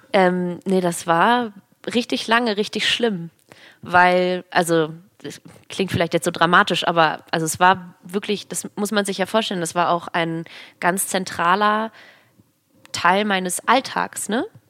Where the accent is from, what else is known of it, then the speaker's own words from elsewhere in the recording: Hamburg, Germany; Ich bin gebürtige Hamburgerin